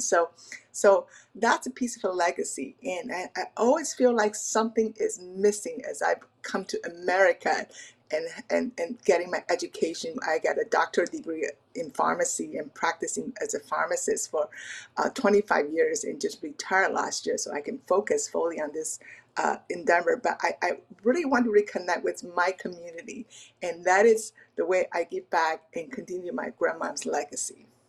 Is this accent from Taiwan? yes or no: yes; Taiwan; now in Pacific Northwest, United States; I'm an immigrant from Taiwan